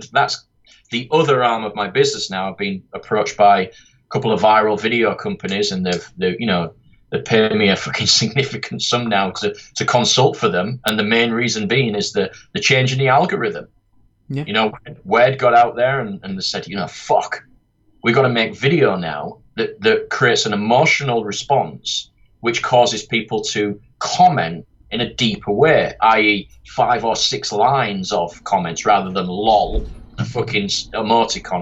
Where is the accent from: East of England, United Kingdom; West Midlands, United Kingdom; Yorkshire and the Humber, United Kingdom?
Yorkshire and the Humber, United Kingdom; accent: Yorkshire; my dumb Yorkshire accent